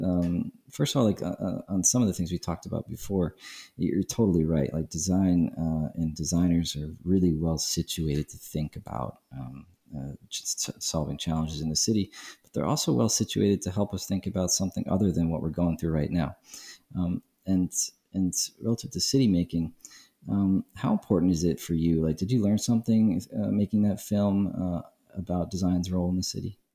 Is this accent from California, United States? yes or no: no; New York City, New York, United States; now in Prague, Czech Republic; I'm from Brooklyn